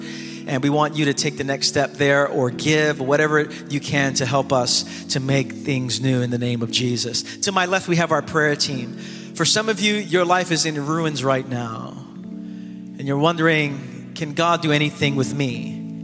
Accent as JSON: {"language": "English", "town": "New York City", "region": "New York", "country": "United States", "tie": "born or raised there", "said": "I grew up in the East New York section of Brooklyn for over 30 years"}